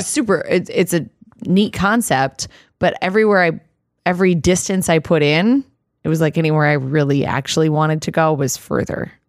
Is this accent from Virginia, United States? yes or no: no; Iowa, United States; I grew up in Iowa and there's a lot of cattle farms in Iowa